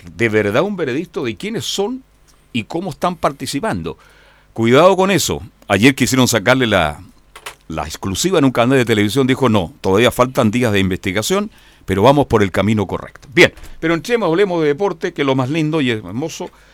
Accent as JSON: {"language": "Spanish", "country": "Chile", "said": "Somos chilenos"}